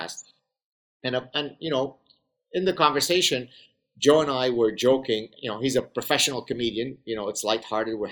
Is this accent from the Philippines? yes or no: no; Lebanon; I grew up in the Lebanese Civil War